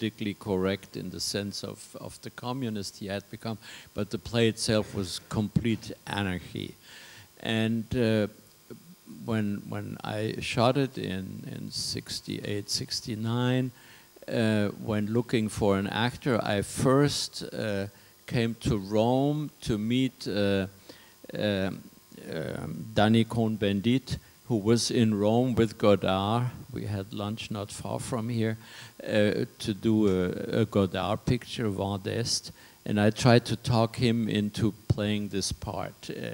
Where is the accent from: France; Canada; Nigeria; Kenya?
France; moved away; also born or lived in Paris / Germany; growing up in France